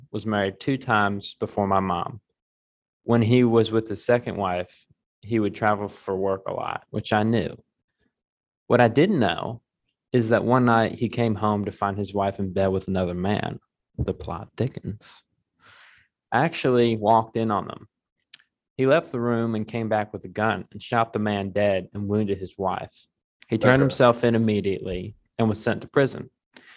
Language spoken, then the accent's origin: English; the South, United States; growing up in the South and being around a lot of religious people most of my life